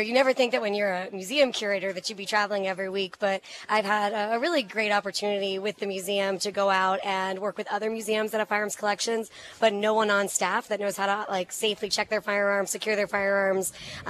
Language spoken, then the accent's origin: English; Pennsylvania, United States; And I grew up in Pennsylvania, so I was close to Gettysburg.